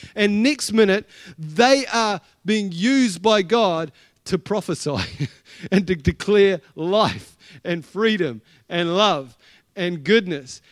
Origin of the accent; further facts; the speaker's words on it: Blenheim, Marlborough, New Zealand; I was from Blenheim